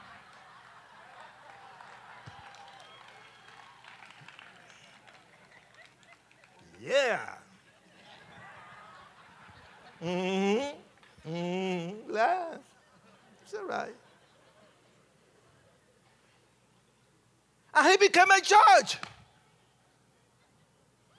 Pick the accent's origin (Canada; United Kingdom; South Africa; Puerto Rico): Puerto Rico; accent: Puerto Rican; moved away; also born or lived in New York City; after I left Puerto Rico, because I'm Puerto Rican, and you can tell by my accent